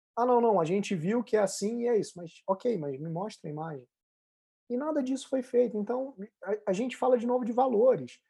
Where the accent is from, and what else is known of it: Rio de Janeiro, Brazil